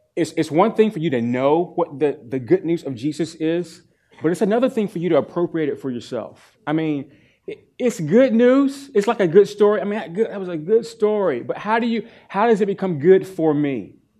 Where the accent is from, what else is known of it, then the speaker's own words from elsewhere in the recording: East Coast, United States; moved away; I'm from the East Coast